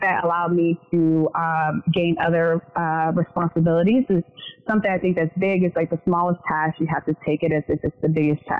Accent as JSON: {"language": "English", "town": "Louisville", "region": "Kentucky", "country": "United States", "moved": "as an adult", "lives_now": "Charlotte, United States", "said": "I'm from Louisville, Kentucky. I moved here exactly for the internship."}